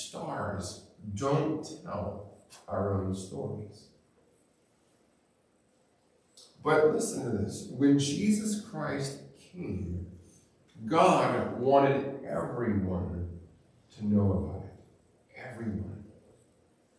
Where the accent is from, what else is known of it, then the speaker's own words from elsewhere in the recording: Montana, United States; I grew up in Montana, and I grew up going hiking